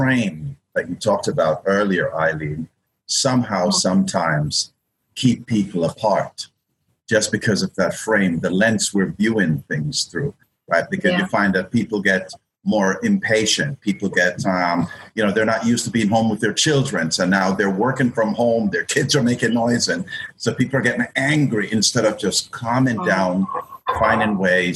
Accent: Saint Mary, Jamaica; moved away; I'm from St. Mary's

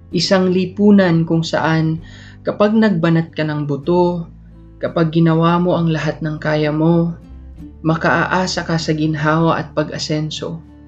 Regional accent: Philippines; as a Filipino citizen

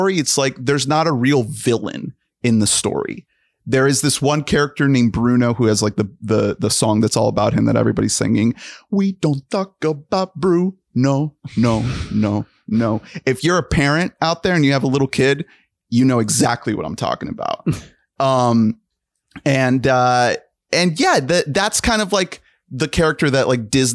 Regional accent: Colombia; I am from Colombia

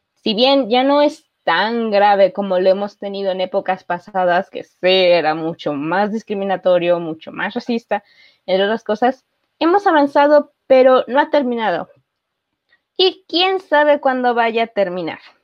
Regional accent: Mexico

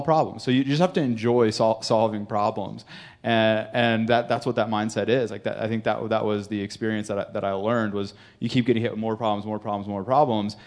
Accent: North Carolina, United States; I'm from North Carolina, I'm from a small town in North Carolina

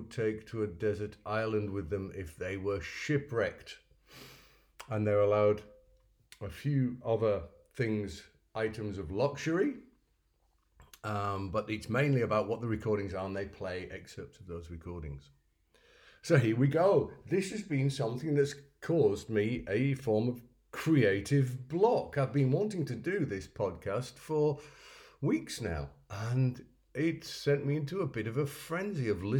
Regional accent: York, Yorkshire and the Humber, United Kingdom; also born or lived in Kirkbymoorside / Bishopthorpe; I was born and raised in North Yorkshire

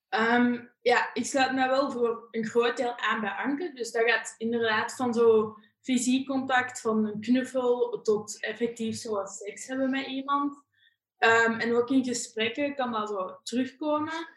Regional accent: near Leuven, Flanders, Belgium; also born or lived in Hasselt; Ik kom uit Bezemaan, dat ligt ongeveer bij Leuven.

